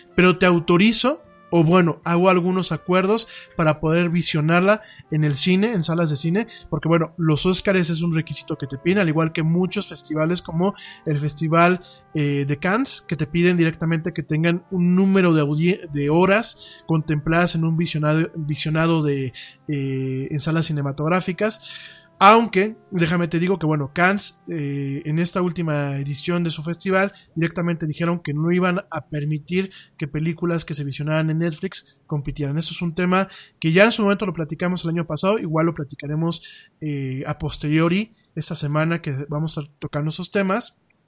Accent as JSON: {"language": "Spanish", "country": "Mexico", "said": "lo que somos los mexicanos en el día a día"}